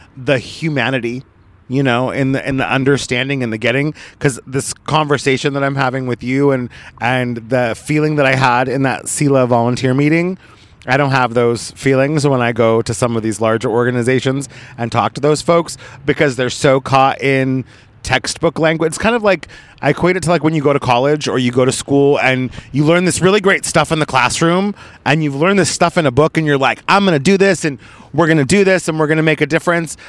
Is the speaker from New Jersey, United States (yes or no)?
no; Oregon, United States; now in Los Angeles, United States; I was grew up in Oregon